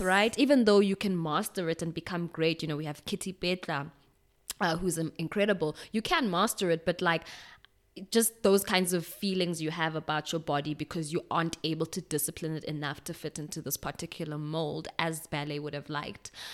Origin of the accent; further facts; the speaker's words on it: Pretoria, Gauteng, South Africa; also born or lived in Stockholm, Sweden; my parents came back to, um, the country. We lived in Pretoria for a while